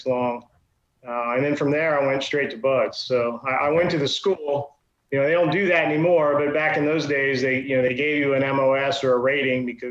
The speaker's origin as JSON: {"language": "English", "town": "Virginia Beach", "region": "Virginia", "country": "United States", "tie": "born or raised there", "said": "I grew up in Virginia Beach, Virginia"}